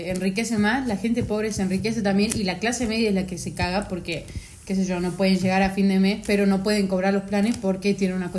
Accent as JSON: {"language": "Spanish", "region": "Buenos Aires Province", "country": "Argentina", "said": "O sea, los porteños son los de capital. Nosotros somos bonaerenses"}